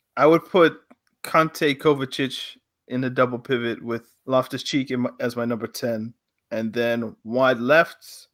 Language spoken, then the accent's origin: English; Nigeria; Now, as a Nigerian, I feel like it's important I should ask you.